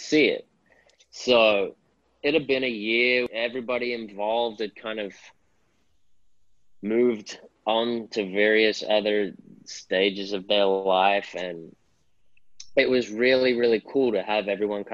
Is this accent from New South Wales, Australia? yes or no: yes; Sydney, New South Wales, Australia; I grew up in Sydney, Northern Beaches, small beach community.